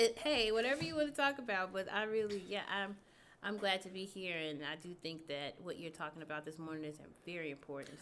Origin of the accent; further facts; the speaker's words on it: Texarkana, Texas, United States; moved away as an adult; now in Houston, United States; I'm from East Texas. Okay. I'm from Texarkana